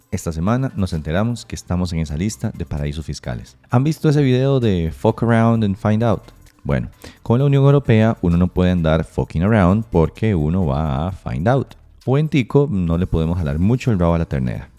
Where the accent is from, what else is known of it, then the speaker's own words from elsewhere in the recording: Costa Rica; como buenos costarricenses